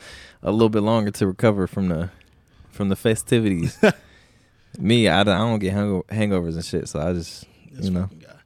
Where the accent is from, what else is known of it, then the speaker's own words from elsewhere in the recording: South Dakota, United States; I mean, I'm from South Dakota